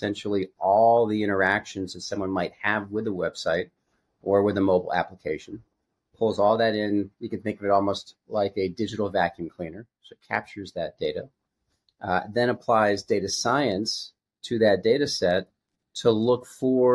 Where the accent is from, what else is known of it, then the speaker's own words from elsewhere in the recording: Connecticut, United States; moved away as an adult; also born or lived in California; I was raised in a small town in Connecticut by a school teacher family